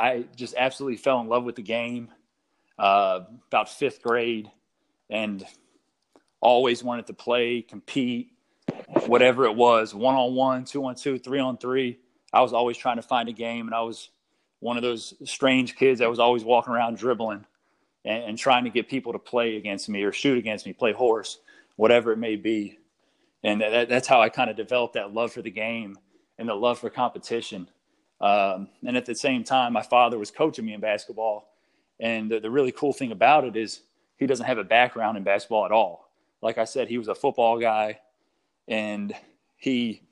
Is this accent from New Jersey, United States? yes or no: no; Apex, North Carolina, United States; also born or lived in Philadelphia, Pennsylvania; So I'm originally from Philadelphia. Lived there for 8 years. My father got a job in Raleigh, so we moved down here just outside of the suburbs of Raleigh, Apex, North Carolina